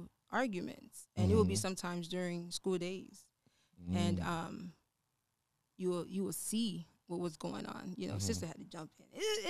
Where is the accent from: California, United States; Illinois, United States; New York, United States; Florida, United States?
Florida, United States; Fort Lauderdale; I was born and raised in Florida.